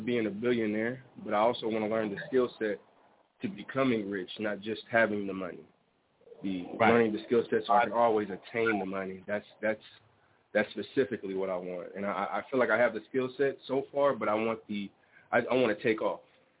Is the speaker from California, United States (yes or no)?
no; Las Vegas, Nevada, United States; I'm from Las Vegas. I'm actually here now.